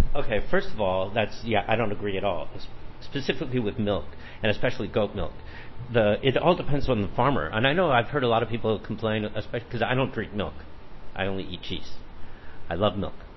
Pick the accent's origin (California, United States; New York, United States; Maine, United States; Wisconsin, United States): California, United States; Los Angeles; moved away as an adult; now in Taichung, Taiwan; I come from Los Angeles, we have a lot of vegetables and everything around where I grew up